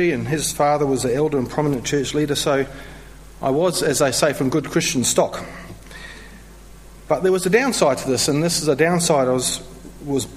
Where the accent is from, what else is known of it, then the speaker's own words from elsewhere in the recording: New Zealand; moved away as an adult; also born or lived in London; now in Melbourne, Australia; I'm originally from New Zealand